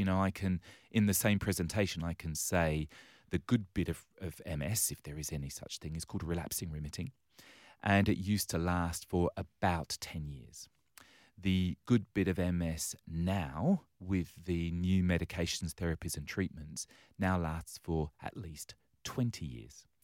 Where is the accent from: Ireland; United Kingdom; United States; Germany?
United Kingdom; London; now in Western Australia, Australia; I was born and raised on the wrong side of the railway tracks in London town